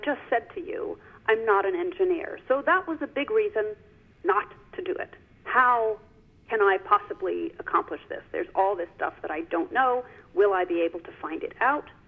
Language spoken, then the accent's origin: English; New York, United States; I grew up on the Upper West Side of Manhattan